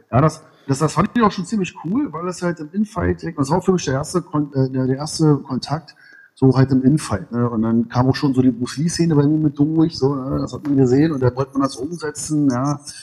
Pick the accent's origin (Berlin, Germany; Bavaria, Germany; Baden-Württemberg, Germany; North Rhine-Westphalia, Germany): Berlin, Germany; waschecht aus Berlin-Ost, genau. Dann bin ich aus Berlin-Mitte, jetzt äh, im Moment in Berlin-Treptow